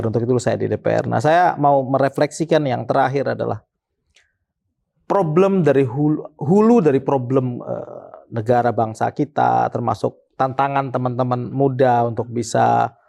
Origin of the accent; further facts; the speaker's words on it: Sumbawa, West Nusa Tenggara, Indonesia; born there; Iya Bang, jadi kalau saya saya lahir di Sumbawa eh, NTB gitu.